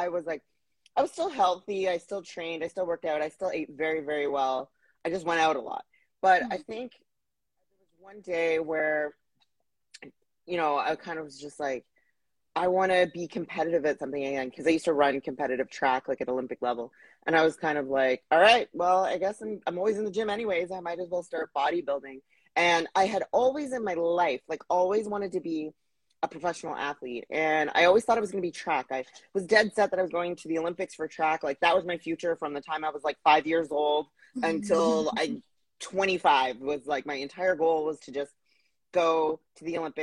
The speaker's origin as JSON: {"language": "English", "town": "Plaster Rock", "region": "New Brunswick", "country": "Canada", "also_born_or_lived": "Halifax / Ottawa / Vancouver", "moved": "as an adult", "lives_now": "Toronto, Canada", "said": "I'm from a very small village. I actually didn't even live in the village. I lived outside of the village, called Plaster Rock, New Brunswick. So that's where I consider home"}